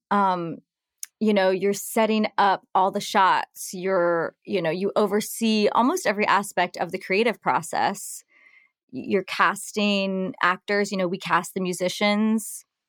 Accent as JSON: {"language": "English", "town": "Nashville", "region": "Tennessee", "country": "United States", "tie": "born or raised there", "also_born_or_lived": "New York City / France", "moved": "as an adult", "said": "I was raised, born and raised in Nashville and grew up, uh, in the country music scene"}